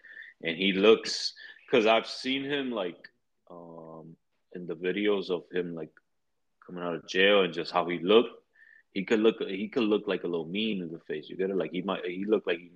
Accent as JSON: {"language": "English", "town": "New York City", "region": "New York", "country": "United States", "said": "I'm from the Bronx."}